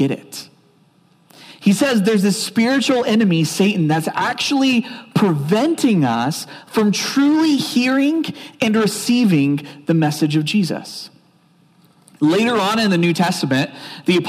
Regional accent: Oklahoma, United States; I grew up in Oklahoma

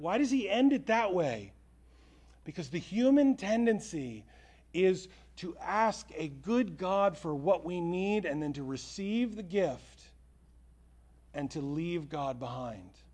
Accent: United States; American Christians

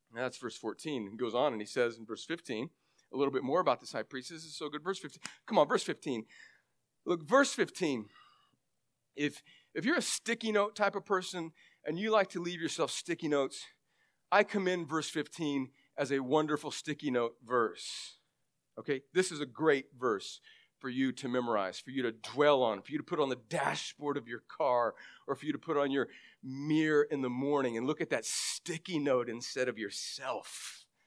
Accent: California, United States; moved away; I grew up in California. Most of my family is still there

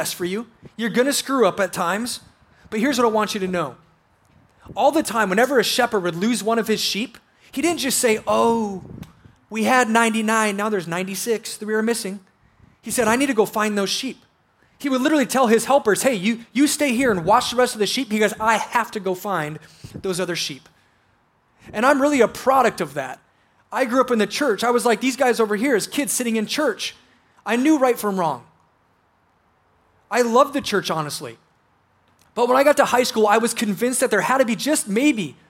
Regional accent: South Dakota, United States; I grew up in South Dakota

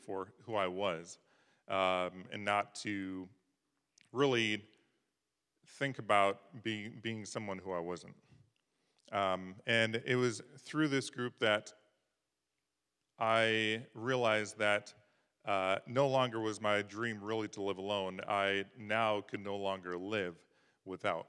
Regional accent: Midwest, United States; now in Davis, United States; I grew up in the Midwest on farms and ranches

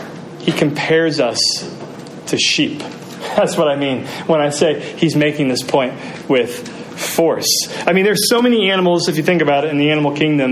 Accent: United States; I'm American, and in America

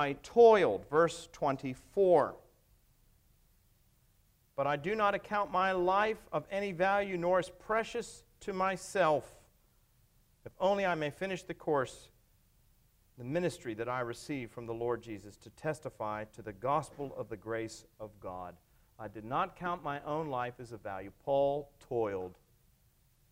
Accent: Pittsburgh, Pennsylvania, United States; moved away; I came from Pittsburgh, western part of Pennsylvania

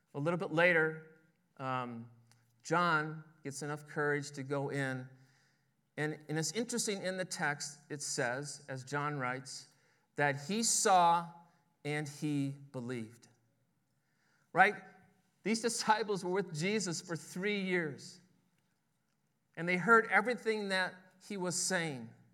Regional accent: Oklahoma, United States; my hometown

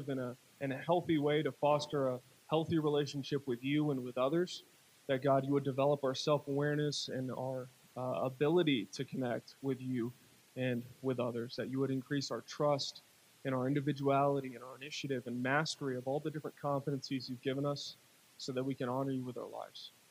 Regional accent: Chattanooga, Tennessee, United States; born there; I was born in Chattanooga.

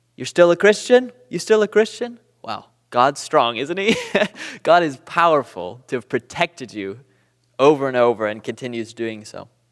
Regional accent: Southern California, United States; moved away as an adult; now in Booneville, United States; I'm from Southern California

